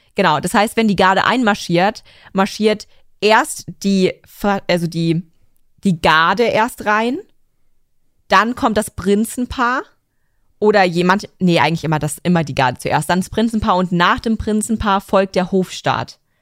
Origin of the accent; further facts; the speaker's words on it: Germany; weil ich Deutsch bin